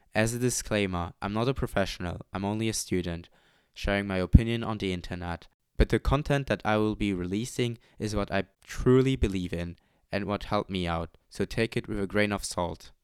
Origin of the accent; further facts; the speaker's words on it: Luxembourg; moved away as an adult; now in Amsterdam, Netherlands; I'm not native to the Netherlands, I'm from Luxembourg. I came here for my study and have been living here in this beautiful city for almost three years now.